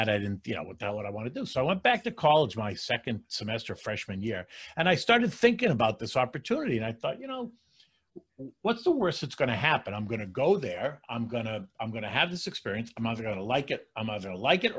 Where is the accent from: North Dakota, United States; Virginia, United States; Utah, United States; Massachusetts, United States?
Massachusetts, United States; Belmont; moved away as an adult; also born or lived in New York City, United States; now in Florida, United States; Born and brought up in a town outside of Boston called Belmont.